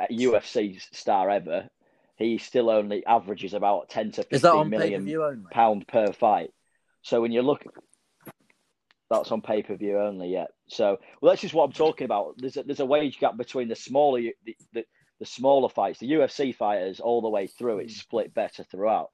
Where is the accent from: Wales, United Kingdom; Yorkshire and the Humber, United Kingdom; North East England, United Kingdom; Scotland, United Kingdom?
Yorkshire and the Humber, United Kingdom; I am from East Yorkshire